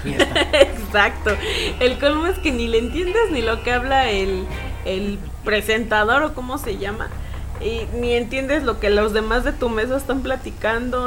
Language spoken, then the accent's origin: Spanish; Mexico; como buenos mexicanos